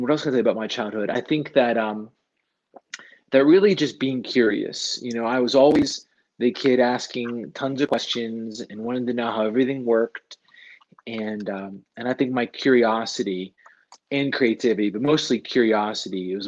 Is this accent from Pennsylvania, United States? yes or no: yes; near Pittsburgh, Western Pennsylvania, United States; moved away as an adult; now in Boulder, United States; And I grew up in Western Pennsylvania. I grew up near Pittsburgh